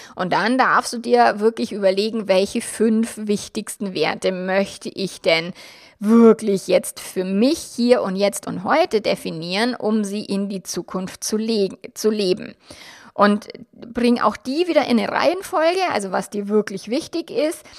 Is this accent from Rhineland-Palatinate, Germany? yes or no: no; Bavaria, Germany; mein Mann und ich, wir sind jetzt beide in Bayern aufgewachsen